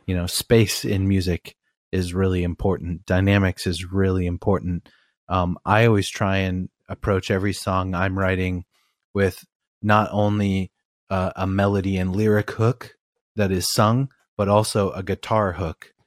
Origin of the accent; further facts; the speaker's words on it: Albany, Oregon, United States; also born or lived in East Coast, United States; I grew up in Albany, Oregon